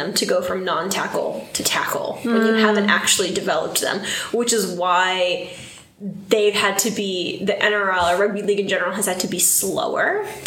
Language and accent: English; United States; as an American